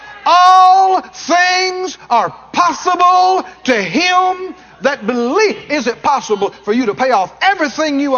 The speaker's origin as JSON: {"language": "English", "region": "Mississippi", "country": "United States", "tie": "born or raised there", "said": "I come from Mississippi. We never had a telephone all my growing up"}